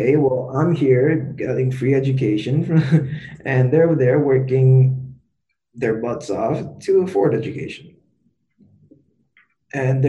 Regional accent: Toronto, Ontario, Canada; I was born and raised here in Toronto.

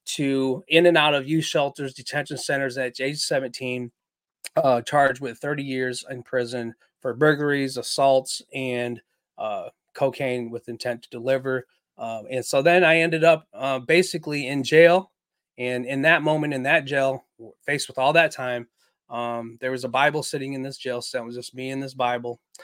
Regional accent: Waterloo, Iowa, United States; now in St. Peters, United States; I'm Chinese American. My father was a Marine uh, in the Vietnam War, where they met, got married, um, and then they had some children together. And we lived in a beautiful house in Waterloo, Iowa

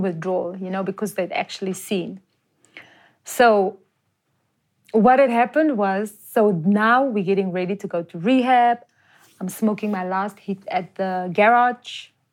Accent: Johannesburg, Gauteng, South Africa; I'm actually from Jo'burg

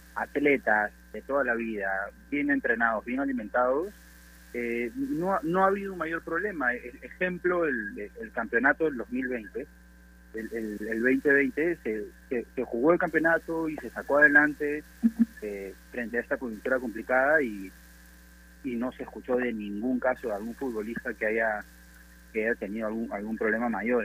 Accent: Peru; nosotros como peruanos

